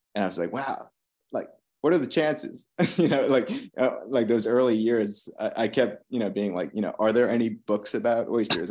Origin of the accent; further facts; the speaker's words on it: Long Island, New York, United States; now in Virginia, United States; growing up on Long Island